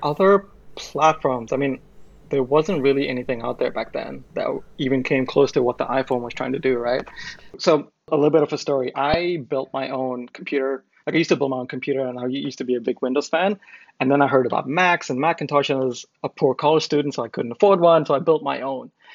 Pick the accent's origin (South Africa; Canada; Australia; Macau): Macau; moved away as an adult; also born or lived in India / United States; I'm from India originally, but I grew up in Macau. I lived there for more than 20 years.